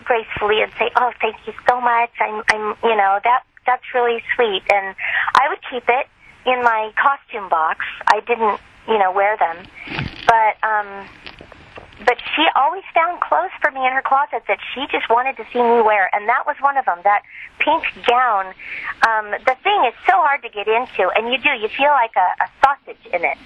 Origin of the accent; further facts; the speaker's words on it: Southern California, United States; moved away as an adult; also born or lived in Lake Tahoe area, High Sierras; now in Lake Tahoe, United States; I'm from Southern California.